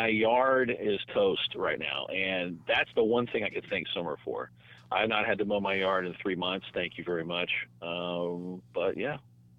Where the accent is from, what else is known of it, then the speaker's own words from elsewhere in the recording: Garland, Texas, United States; also born or lived in Austin, Texas / Richardson, Texas; When I was first born, I lived in Garland. And then at age 4, we moved to Austin, came back at age 7. I was mad that we moved back from Austin because Austin is amazing. And then I lived around, Garland, North Richardson, Garland area